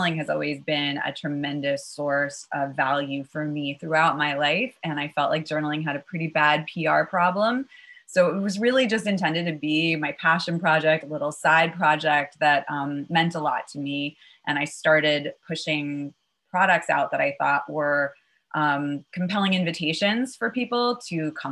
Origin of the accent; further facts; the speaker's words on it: New York City, New York, United States; also born or lived in Chappaqua, New York; I had one parent up in Westchester in a town called